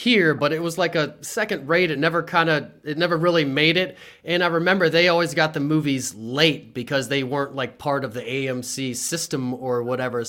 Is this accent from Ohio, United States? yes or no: no; Harrisburg, Pennsylvania, United States; also born or lived in Mechanicsburg, Pennsylvania / Williamsport, Pennsylvania; I grew up on the hill in Harrisburg, Pennsylvania.